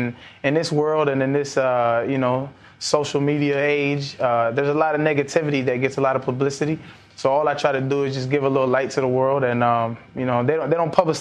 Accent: Albuquerque, New Mexico, United States; when I was a little kid, I grew up in Albuquerque, New Mexico

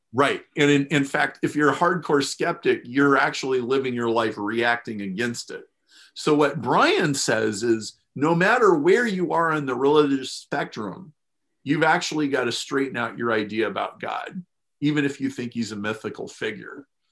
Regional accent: Lincoln, Nebraska, United States; I grew up in Lincoln, Nebraska

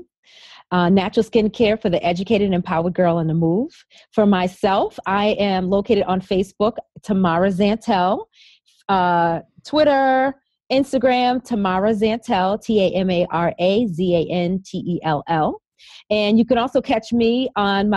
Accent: Boston, Massachusetts, United States; From Boston. I'm a Bostonian

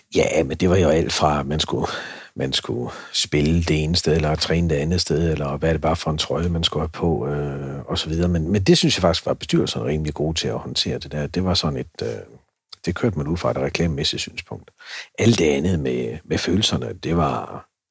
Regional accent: Herning, Central Denmark Region, Denmark; also born or lived in Lind; jeg er fra Herning og, og øh, opvokset i Vestjylland

